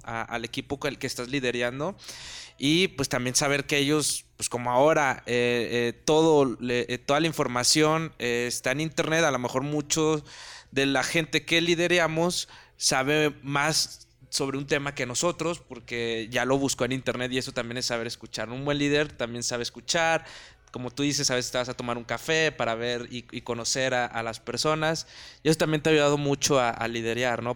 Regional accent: Monterrey, Nuevo León, Mexico; moved away; yo también soy de Monterrey

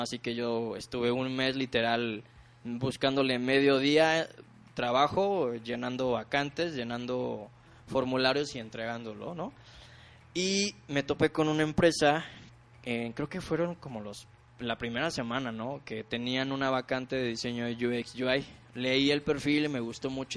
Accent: Ciudad Mante, Tamaulipas, Mexico; yo soy de Tamaulipas, de una pequeña ciudad que se llama Ciudad Mante, Tamaulipas

